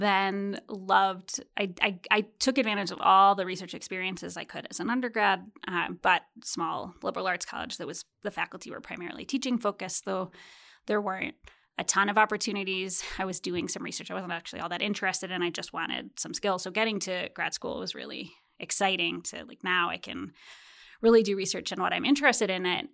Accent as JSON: {"language": "English", "town": "Chicago", "region": "Illinois", "country": "United States", "tie": "born or raised there", "said": "I grew up in Chicago"}